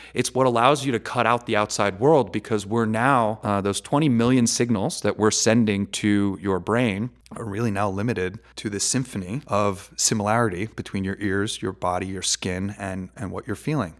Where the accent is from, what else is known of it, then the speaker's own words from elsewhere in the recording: New York, United States; now in Las Vegas, United States; I'm originally from New York